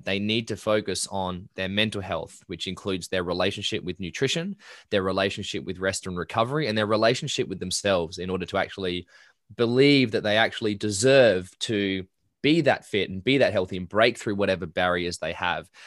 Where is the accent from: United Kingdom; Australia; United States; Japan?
Australia; Perth Hills, Western Australia; I grew up in the Perth Hills.